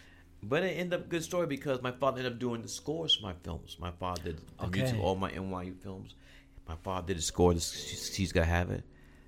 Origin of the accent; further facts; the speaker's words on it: New York City, New York, United States; also born or lived in Atlanta; my father was born in Snow, Alabama. And so I was born in Atlanta. I grew up, moved to Brooklyn. My family moved to Brooklyn when I was like 2 or 3 years old.